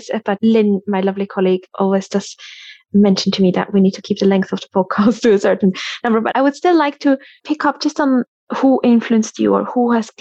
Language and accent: English; Switzerland; now in United Kingdom; I'm from Switzerland originally, and my friends in Switzerland